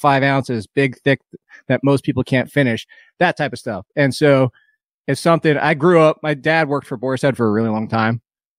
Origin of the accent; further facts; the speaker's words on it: United States; We're from up there. we're from New Jersey, New York, and there's not much of that down here.